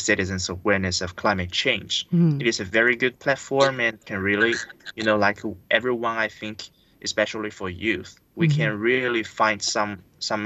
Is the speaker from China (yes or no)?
yes; Qingman Miao Village, Guizhou, China; my hometown of a small village called Qingman Miao Village in Guizhou province.